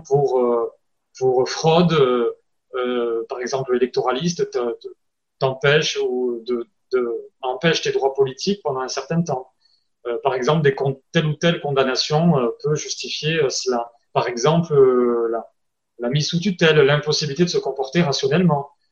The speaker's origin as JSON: {"language": "French", "country": "France", "accent": "French", "said": "avec mon accent français"}